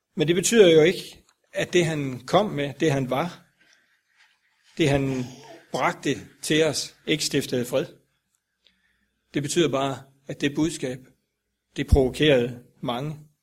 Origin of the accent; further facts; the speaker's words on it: Grindsted, Southern Denmark, Denmark; moved away; oppe i Billund, Grindsted, hvor jeg kommer fra